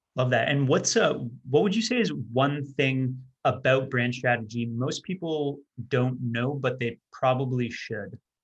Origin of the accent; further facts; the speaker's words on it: Canada; I'm not American, I'm, I'm Canadian.